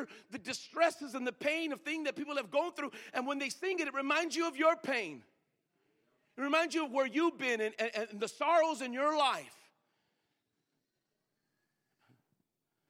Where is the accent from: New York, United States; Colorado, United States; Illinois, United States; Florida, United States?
Colorado, United States; Greeley; I grew up in Greeley, Colorado